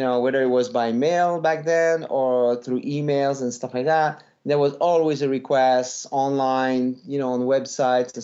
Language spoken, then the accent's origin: English; Montreal, Quebec, Canada; accent: French; English is a second language; moved away as an adult; now in United States; we grew up in Montreal reading French comics and watching American TV